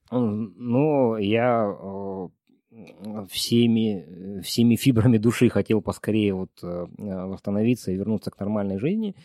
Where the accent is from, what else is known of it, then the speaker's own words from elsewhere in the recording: Dombay, Caucasus, Karachay-Cherkessia, Russia; now in Almaty, Kazakhstan; в Донбай на Кавказе, в моем ну, родном регионе